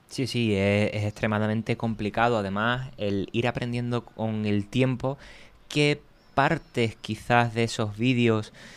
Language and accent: Spanish; Cádiz, Andalusia, Spain; now in Madrid, Spain; Yo soy de Cádiz, vivo en Madrid y bajo algunas veces a Cádiz